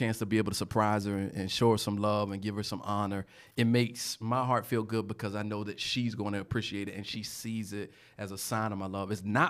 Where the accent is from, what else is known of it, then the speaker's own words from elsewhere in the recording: Portsmouth, Virginia, United States; I'm from Portsmouth.